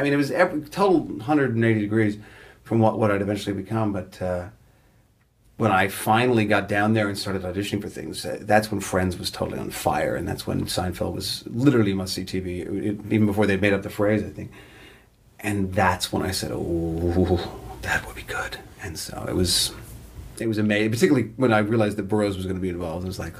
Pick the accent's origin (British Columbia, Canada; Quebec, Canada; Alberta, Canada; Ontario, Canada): Ontario, Canada; Toronto; I'd go in off book and get the part, and I'm this asshole from Toronto.